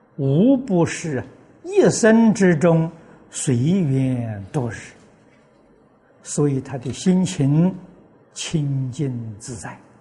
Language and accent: Chinese; China; 我们中国人